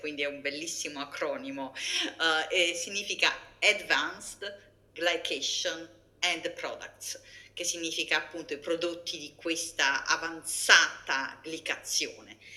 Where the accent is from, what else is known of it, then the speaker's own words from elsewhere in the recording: Naples, Campania, Italy; moved away as an adult; sono italiana, quindi ho mangiato una dieta low fat, eh, probabilmente a basso contenuto di grassi e alti contenuti di carboidrati fino all'età di 25 anni, eh, quando ero in Italia, sono nata a Napoli